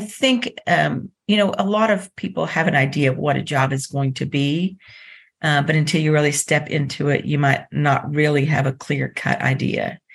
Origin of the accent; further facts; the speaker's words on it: Dallas, Texas, United States; now in Lexington, United States; I grew up in Dallas, Texas